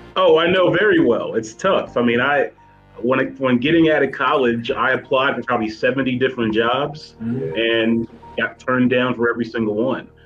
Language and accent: English; Ohio, United States; also born or lived in Muncie, Indiana; now in Chicago, United States; I am a Midwest it. guy. I'm from Ohio